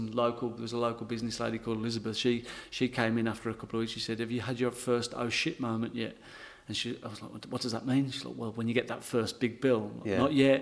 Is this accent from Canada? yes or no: no; England, United Kingdom; accent: English; now in Berry, Australia; being English, because my accent obviously is quite strong